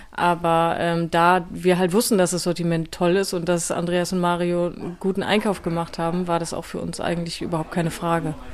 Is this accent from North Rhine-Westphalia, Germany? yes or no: no; Worpswede, Lower Saxony, Germany; ich komme aber auch aus Bremen beziehungsweise aus Worpswede und deswegen war das irgendwie so ein bisschen schicksalhaft auch.